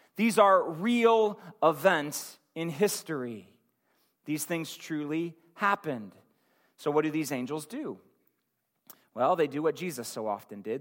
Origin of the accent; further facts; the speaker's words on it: Akron, Ohio, United States; my hometown in Akron